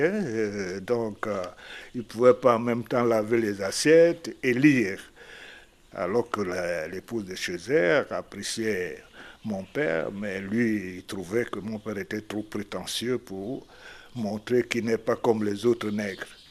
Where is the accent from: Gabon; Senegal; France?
Gabon; Lambaréné, Moyen-Ogooué; Je suis de Lambaréné, dans un petit village à côté de Ngomo qui s'appelle Pointe-Élise